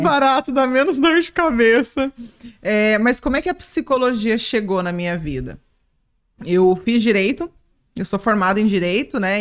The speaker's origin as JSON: {"language": "Portuguese", "town": "Ariquemes", "region": "Rondônia", "country": "Brazil", "said": "voltei para Ariquemes, para Rondônia, né, de onde eu sou"}